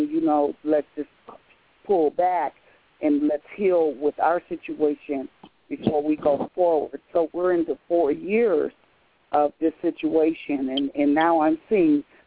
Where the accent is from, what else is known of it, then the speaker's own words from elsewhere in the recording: Memphis, Tennessee, United States; I was born in 1968 in Memphis.